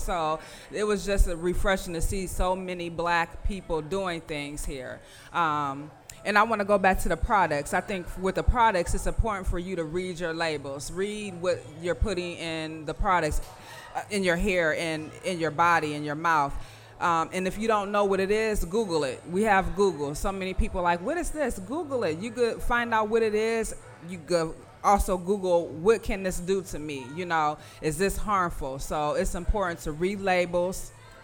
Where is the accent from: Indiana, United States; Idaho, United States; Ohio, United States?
Indiana, United States; moved away; But that's what inspired me most when I moved, because I'm from Indiana. And when I moved here, I seen so many black people, entrepreneurs.